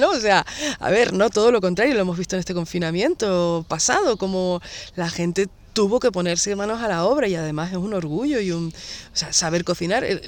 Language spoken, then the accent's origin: Spanish; Garachico, Canary Islands, Spain; de Garachico, que es de mi pueblo